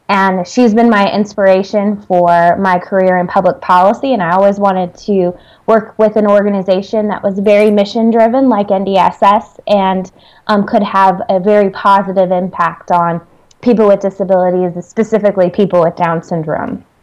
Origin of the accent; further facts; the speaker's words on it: Kansas, United States; moved away as an adult; also born or lived in Pittsburgh, Pennsylvania; now in Washington, D.C., United States; I'm actually originally from Kansas. I always say I slowly made my way out east.